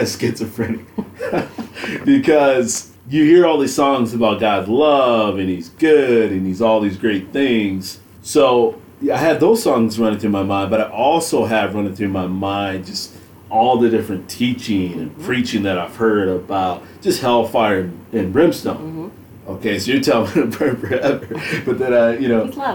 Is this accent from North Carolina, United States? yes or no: no; Grand Rapids, Michigan, United States; I grew up in Grand Rapids, Michigan